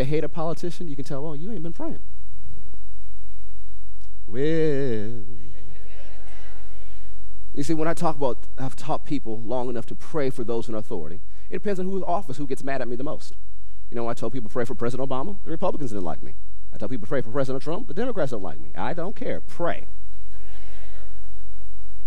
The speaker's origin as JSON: {"language": "English", "country": "United States", "said": "all Americans, all races within this nation"}